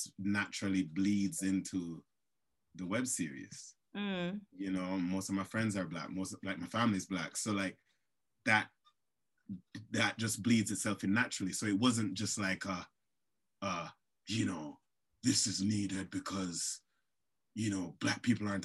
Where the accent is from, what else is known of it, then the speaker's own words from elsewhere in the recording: Jamaica; moved away; I grew up in Jamaica